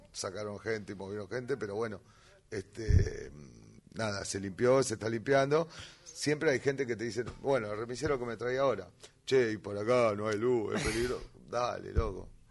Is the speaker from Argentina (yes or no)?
yes; Harley, Buenos Aires Province, Argentina; also born or lived in Lomas de Zamora; now in Valentín Alsina, Argentina; Yo soy de Harley. Yo, ah. nací, en, Lomas, tuve ratito en Lomas